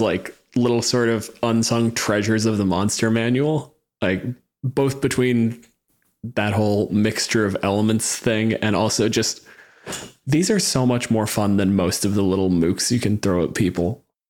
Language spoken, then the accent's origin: English; Canada